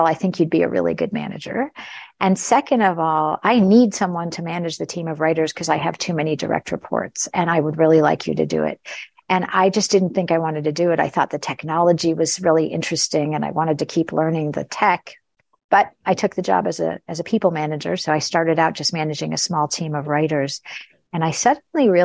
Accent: United States; suddenly being an American manager, managing people in Europe and Asia

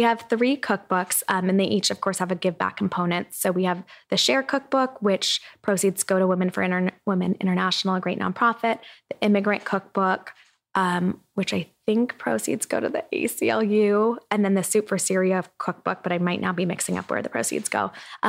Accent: Irvine, California, United States; I grew up in Irvine.

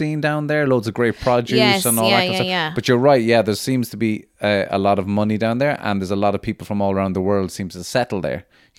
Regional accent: Midleton, Munster, Ireland; also born or lived in London; now in Dublin, Ireland; if you're from East Cork, like, I'm from Middleton

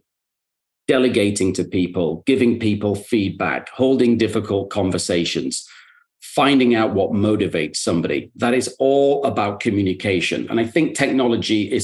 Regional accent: the north of England, United Kingdom; moved away as an adult; now in New York, United States; I'm also from Northern England

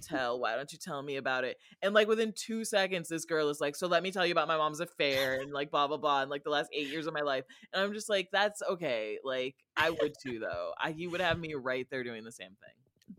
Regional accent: Rockford, Illinois, United States; I'm from Rockford, Illinois, and we have more lead in our water than Flint

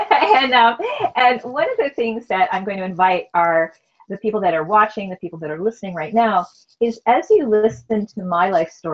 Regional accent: Wisconsin, United States; I was raised in Wisconsin.

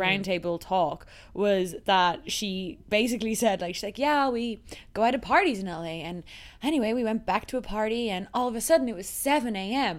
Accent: Dublin, Leinster, Ireland; also born or lived in United States; I'm just from Dublin

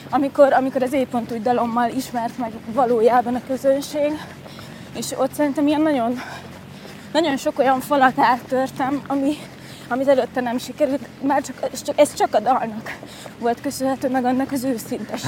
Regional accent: Győr, Győr-Moson-Sopron, Hungary; moved away as an adult; now in Budapest, Hungary; a gimnáziumban elkezdtem a Győri Nemzetiben, Győri Nemzetinek a stúdiójában tanulni színészetet

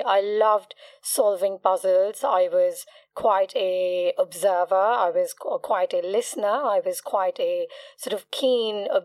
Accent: Mumbai, Maharashtra, India; moved away as an adult; also born or lived in England; now in London, United Kingdom; I'm from Mumbai. Yeah. I belong to a small community within the Gujaratis called Kutchis. I trained in psychology initially in Mumbai

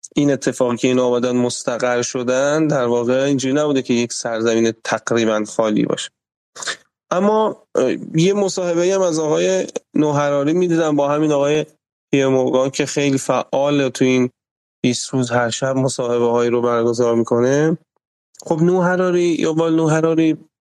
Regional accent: Iran; ما تو جمهوری اسلامی وقتی هی بزرگ شدیم

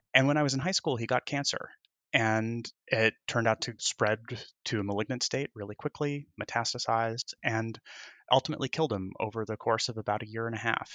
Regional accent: Indiana, United States; moved away as an adult; also born or lived in Wisconsin / Chicago / Michigan / Texas; now in New York, United States; I was born in Wisconsin, right on Lake Michigan, and grew up in Indiana.

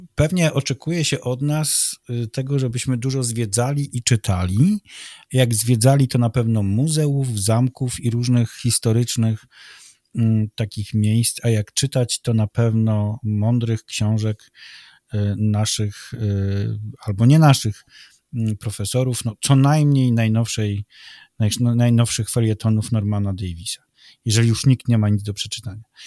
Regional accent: Malbork, Pomeranian Voivodeship, Poland; urodziłem się w Malborku

